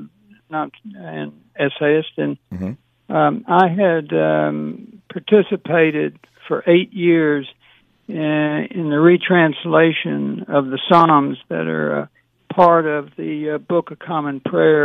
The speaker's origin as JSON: {"language": "English", "region": "Southeast Arkansas", "country": "United States", "tie": "born or raised there", "moved": "yes", "lives_now": "New York City, United States", "said": "I live in New York City, mm-hmm. but I grew up in Southeast Arkansas"}